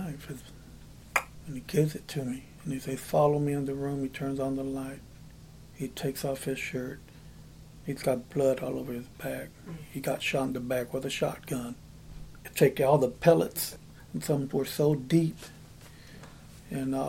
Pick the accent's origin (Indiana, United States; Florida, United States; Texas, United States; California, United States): Texas, United States; just south of Dallas; moved away as an adult; now in Appleton, United States; I'm Hispanic, born and raised in Texas, just south of Dallas